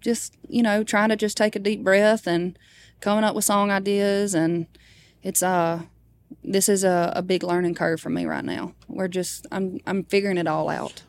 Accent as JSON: {"language": "English", "town": "Baskin", "region": "Louisiana", "country": "United States", "tie": "born or raised there", "said": "my hometown is called Baskin."}